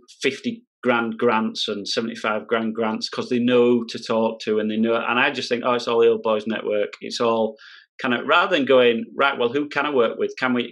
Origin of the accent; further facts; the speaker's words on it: Yorkshire and the Humber, United Kingdom; I grew up in Yorkshire in the 80s